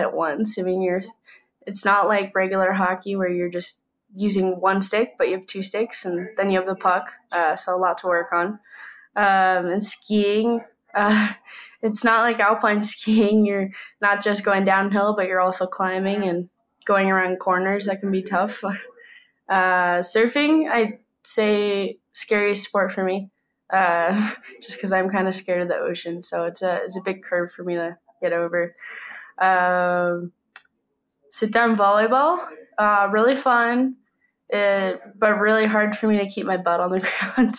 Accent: United States; I'm from the United States

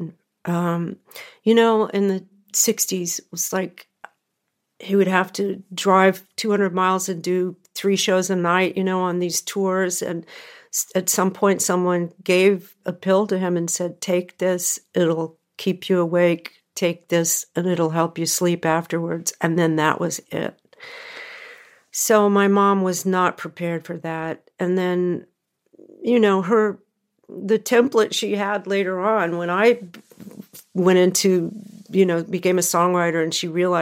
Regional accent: California, United States; also born or lived in Memphis, Tennessee; we moved to California when I was 3 from Memphis

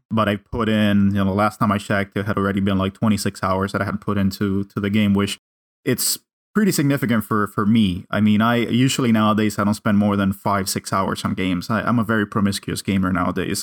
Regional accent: Cuba; English is a second language; moved away; I grew up in Cuba

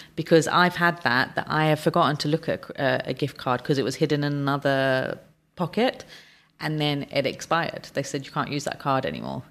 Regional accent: United Kingdom; moved away; my home country is the U K

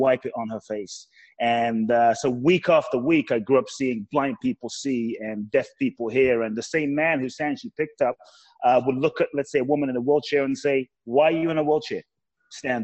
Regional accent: London, United Kingdom; also born or lived in Ghana; now in Los Angeles, United States; And I grew up in London. So I was raised in London, UK

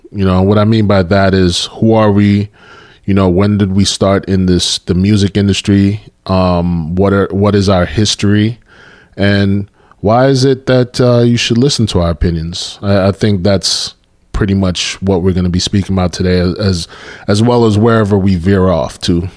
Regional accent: New York City, New York, United States; moved away as an adult; growing up in New York, you know, I had a heavy influence with Caribbean music

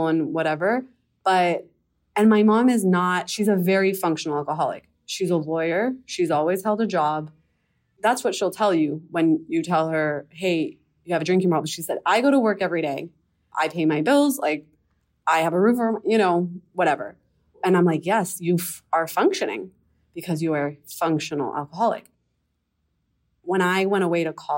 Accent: Miami, Florida, United States; I'm from Miami, Florida.

